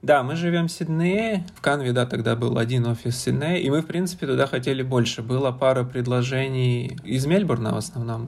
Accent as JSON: {"language": "Russian", "region": "Saint Petersburg", "country": "Russia", "tie": "born or raised there", "also_born_or_lived": "Moscow", "moved": "as an adult", "lives_now": "Sydney, Australia", "said": "я сам из Петербурга, прожил там почти всю жизнь, за исключением нескольких месяцев в Москве"}